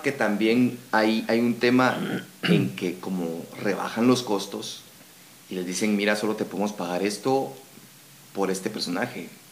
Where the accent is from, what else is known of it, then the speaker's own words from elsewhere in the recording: Guatemala; nuestro acento no digamos guatemalteco